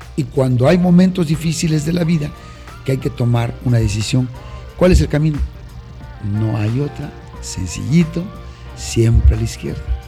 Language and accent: Spanish; Sierra Juárez, Villa Alta district, Oaxaca, Mexico; also born or lived in Mexico City; yo soy de una de un municipio que se llama taza aquí en la sierra norte de nuestro estado, del distrito de Villalta, aquí en la Sierra Juárez.